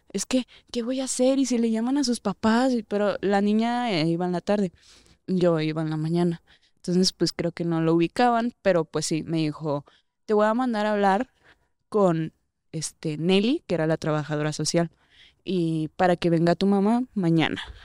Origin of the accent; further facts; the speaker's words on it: Durango, Mexico; now in Mexico City, Mexico; allá de donde yo soy, de Durango